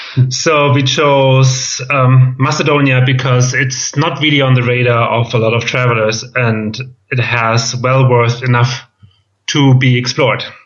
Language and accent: English; Germany; accent: German; English is a second language; moved away as an adult; also born or lived in Boston / Berlin / Valencia; I'm from Germany, as you can tell by my accent